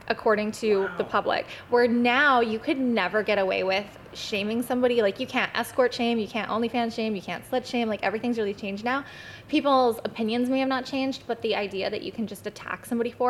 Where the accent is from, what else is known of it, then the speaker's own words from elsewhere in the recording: Chilliwack and Abbotsford, British Columbia, Canada; I'm from the Bible Belt of BC. So Chilliwack and Abbotsford